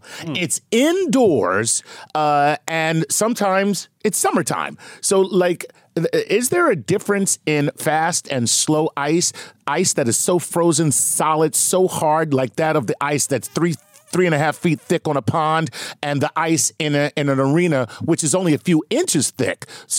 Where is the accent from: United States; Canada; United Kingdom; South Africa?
Canada; Growing up in Canada, I know a guy, he now lives in Vermont, but he skates on ponds